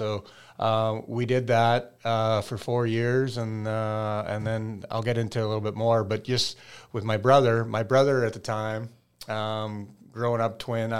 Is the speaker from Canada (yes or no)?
yes; Regina, Saskatchewan, Canada; That just comes from growing up in Regina, Saskatchewan.